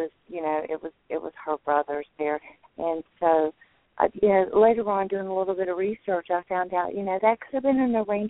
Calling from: North Carolina, United States

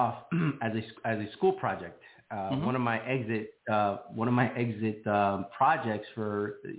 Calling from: Miami, Florida, United States; I am located in sunny Miami, Florida.

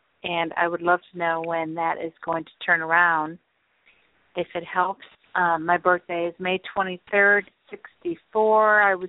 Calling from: Florida, United States; I'm calling from Florida.

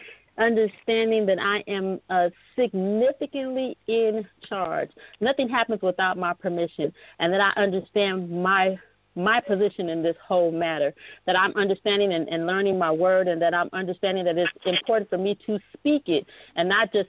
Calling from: El Segundo, California, United States; I'm calling in from El Segundo, California.

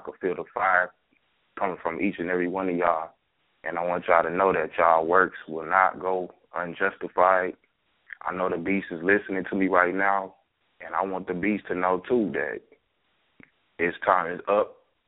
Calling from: Dallas, Texas, United States; I'm calling from Dallas, Texas.

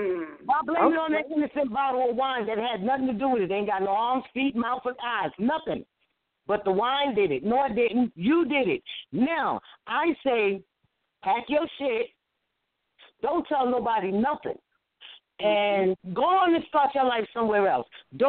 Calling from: New York, United States; from New York.

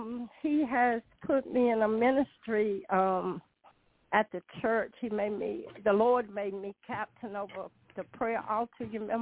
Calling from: North Carolina, United States; Hi, LaShun. … from North Carolina.

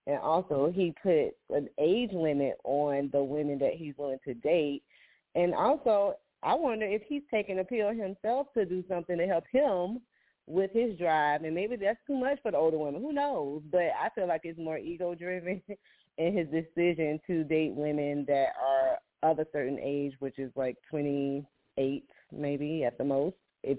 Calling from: Jacksonville, United States; calling from Jacksonville

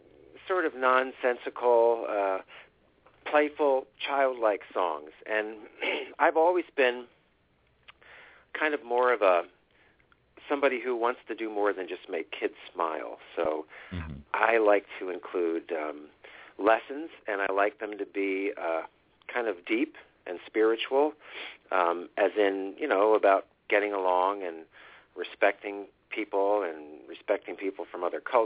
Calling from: Southampton, Pennsylvania, United States; Southampton, Pennsylvania. It's a suburb of Philadelphia.

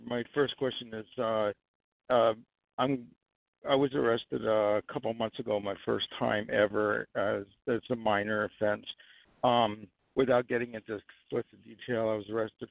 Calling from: New York, United States; I'm calling from New York.

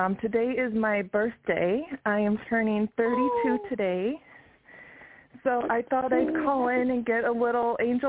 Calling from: Yakima, Washington, United States; I'm calling from Yakima, Washington.

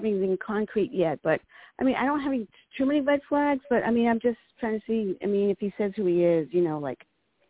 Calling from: Virginia, United States; also born or lived in California; I'm calling from Virginia.

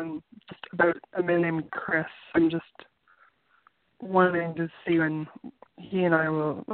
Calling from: Canada; I'm calling from Canada.

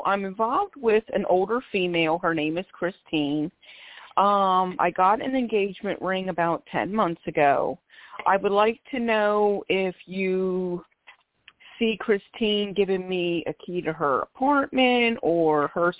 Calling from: Philadelphia, Pennsylvania, United States; I'm calling from Philadelphia, PA.

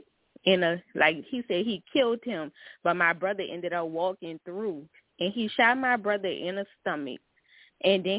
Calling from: New Orleans, Louisiana, United States; I'm calling from New Orleans

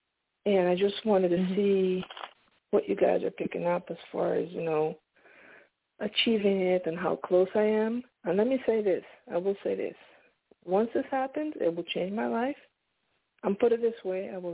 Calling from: Pennsylvania, United States; I'm calling from Pennsylvania

